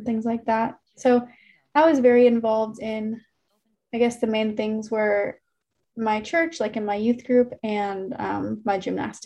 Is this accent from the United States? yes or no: yes; Memphis, Tennessee, United States; moved away as an adult; now in Alabama, United States; I'm from Memphis, Tennessee originally. And I grew up with a brother and a sister